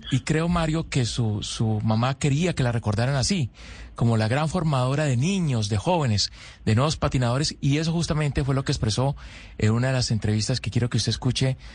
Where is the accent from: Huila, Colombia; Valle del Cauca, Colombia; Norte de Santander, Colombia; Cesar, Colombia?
Valle del Cauca, Colombia; Cali; quienes nacimos en Cali, quienes vivimos en Cali